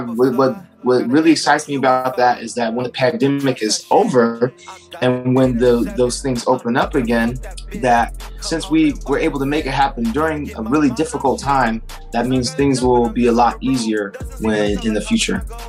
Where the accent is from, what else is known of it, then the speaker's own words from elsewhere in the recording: San Diego, California, United States; I'm from San Diego, California